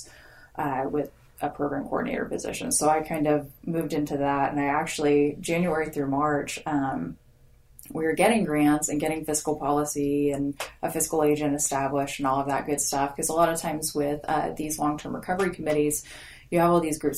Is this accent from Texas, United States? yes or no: yes; Grand Prairie, Texas, United States; moved away as an adult; also born or lived in Oklahoma; now in Oklahoma City, United States; I grew up in the Dallas area, kind of Grand Prairie. It's a little suburb there. And came up here for school